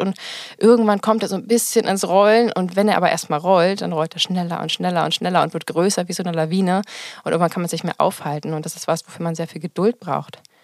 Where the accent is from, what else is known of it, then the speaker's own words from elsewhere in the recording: Potsdam, Brandenburg, Germany; ich komme aus Potsdam